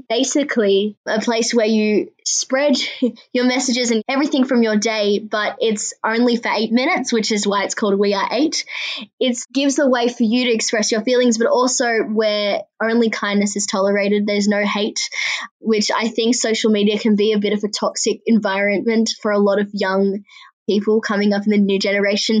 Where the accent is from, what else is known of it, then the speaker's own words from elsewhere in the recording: Sydney, New South Wales, Australia; also born or lived in Ethiopia; I was born in Ethiopia and I've lived in Sydney, Australia ever since I was 8 months old